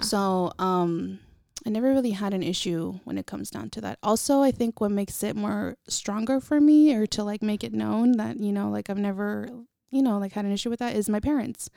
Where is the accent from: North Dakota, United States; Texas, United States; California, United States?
California, United States; Vallejo; also born or lived in Napa, California; I was born in Napa and raised in Vallejo